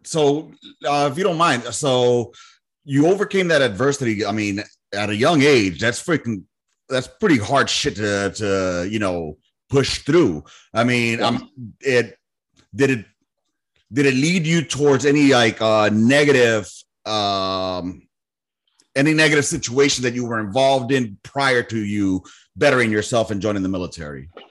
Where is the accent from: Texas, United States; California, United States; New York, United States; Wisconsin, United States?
California, United States; Los Angeles; moved away; also born or lived in Miami; I grew up in South Central